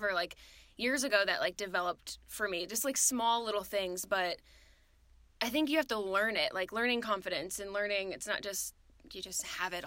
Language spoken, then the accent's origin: English; Ohio, United States; moved away as an adult; also born or lived in South Carolina; I'm from Ohio, moved to South Carolina, lived there for about 4.5 years before moving here